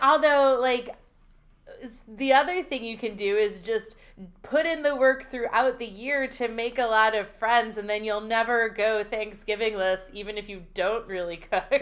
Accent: Pennsylvania Dutch Country, United States; I grew up in Pennsylvania Dash Country

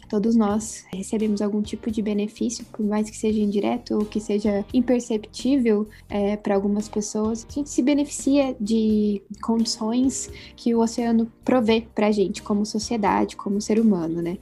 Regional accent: Curitiba, Paraná, Brazil; also born or lived in São Paulo; eu sou aqui de Curitiba, de onde eu tô falando hoje

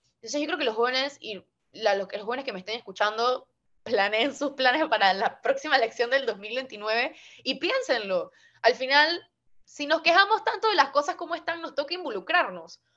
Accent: Panama City, Panama; como soy una capitalina, no vivo en el interior

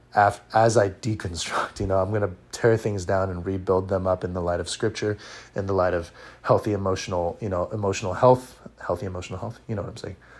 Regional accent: Orange County, California, United States; I'm from Orange County, California. Uh, I was born and raised here.

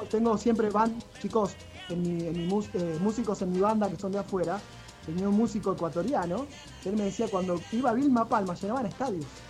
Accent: Rosario, Santa Fe, Argentina; siendo de acá de Rosario, igual que yo

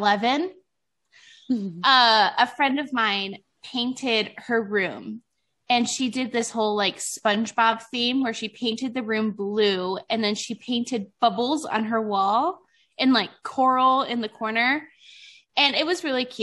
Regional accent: Ohio, United States; moved away; also born or lived in the western US; I'm from Ohio, but I live out west.

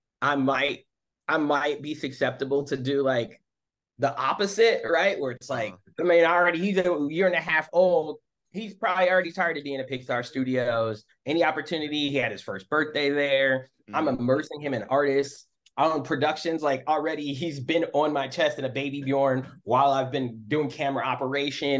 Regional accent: suburbs of Michigan, United States; moved away as an adult; also born or lived in Washington, District of Columbia, United States; now in Oakland, United States; I was going from Michigan, suburbs of Michigan

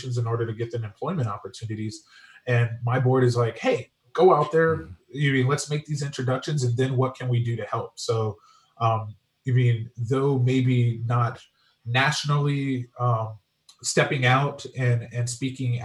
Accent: San Diego, California, United States; I grew up in Southeast San Diego

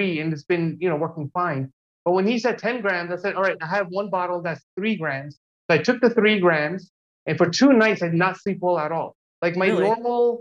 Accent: Jersey City, New Jersey, United States; moved away as an adult; also born or lived in New York; now in Los Angeles, United States; I grew up in Jersey City in New Jersey

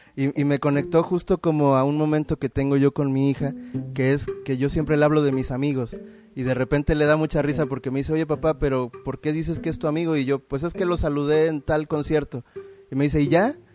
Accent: Veracruz, Mexico; nosotros venimos de Veracruz

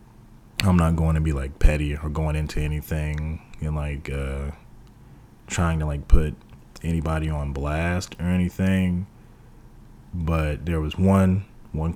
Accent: Texas, United States; moved away; whenever I returned to Texas

